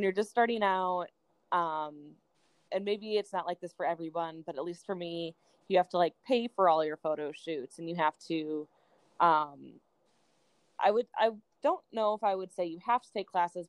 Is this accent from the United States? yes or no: yes; Minnesota, United States; moved away as an adult; now in Milwaukee, United States; I was born and raised in Minnesota